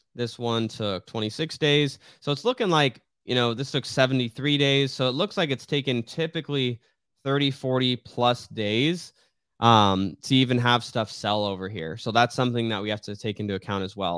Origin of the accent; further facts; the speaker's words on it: Riggs Road, Arizona, United States; I grew up on Riggs Road, that is a very highly trafficked road